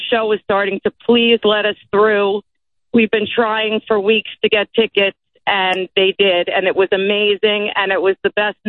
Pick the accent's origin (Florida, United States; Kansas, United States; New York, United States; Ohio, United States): New York, United States; Merrick; And I grew up in Merrick, and I don't know.